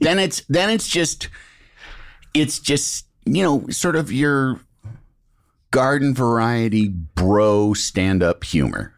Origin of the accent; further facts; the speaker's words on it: Illinois, United States; I'm from Illinois